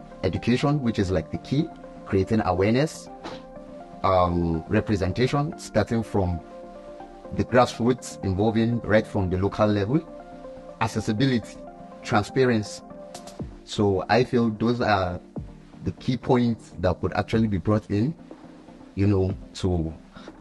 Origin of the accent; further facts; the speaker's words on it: Kaduna State, Nigeria; from Kaduna State.